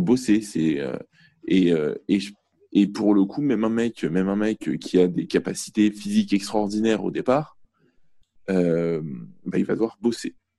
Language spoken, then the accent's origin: French; Argenteuil, Île-de-France, France; je viens d'Argenteuil à la base. Et euh, donc, donc plutôt, plutôt ville populaire, de banlieue parisienne